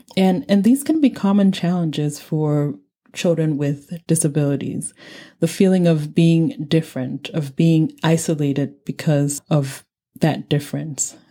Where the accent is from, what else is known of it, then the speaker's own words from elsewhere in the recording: Nigeria; moved away; I said I was from Nigeria.